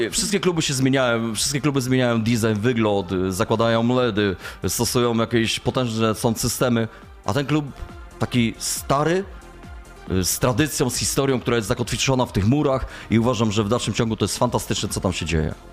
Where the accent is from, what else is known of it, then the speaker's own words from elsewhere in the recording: Ostrów Wielkopolski, Greater Poland, Poland; Ostrów Wielkopolski to moje rodzinne miasto